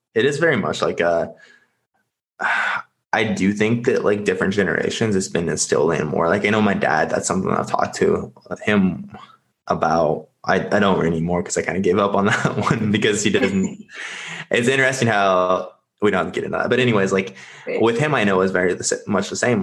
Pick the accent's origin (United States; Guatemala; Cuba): United States; Nebraska; now in Scottsdale, United States; I'm currently located in Scottsdale. I am originally from Nebraska.